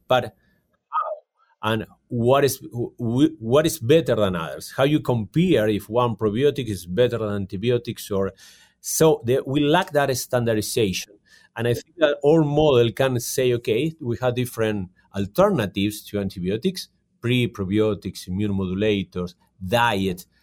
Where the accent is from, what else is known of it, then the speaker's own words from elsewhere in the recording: Argentina; moved away as an adult; also born or lived in California, United States; now in Calgary, Canada; I'm from Argentina, and I did my studies in California